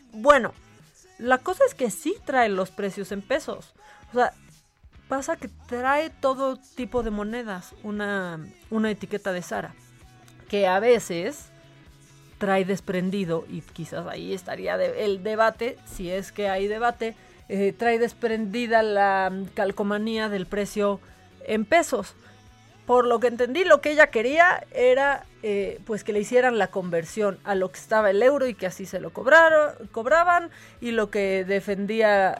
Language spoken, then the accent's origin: Spanish; Mexico; como mexicana me causa, me causa orgullo